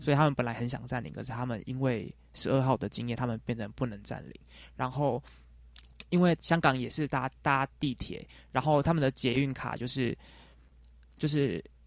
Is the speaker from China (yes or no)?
no; Taiwan; 我说我是从台湾来的